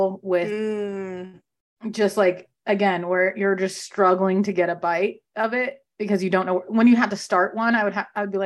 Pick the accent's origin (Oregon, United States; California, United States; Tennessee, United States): California, United States; now in East Coast, United States; I grew up in California